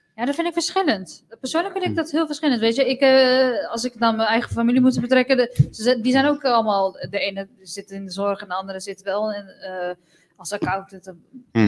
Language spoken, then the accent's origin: Dutch; Netherlands; als je hier geboren bent, ik ben dan ook Europees. Ik ben ook een Nederlander.